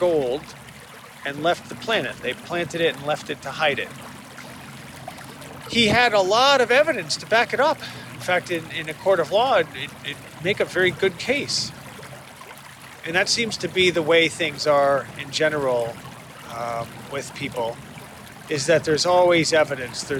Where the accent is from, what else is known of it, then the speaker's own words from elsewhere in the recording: Connecticut, United States; now in Boston area, United States; I grew up in Connecticut, and I grew up a Yankee fan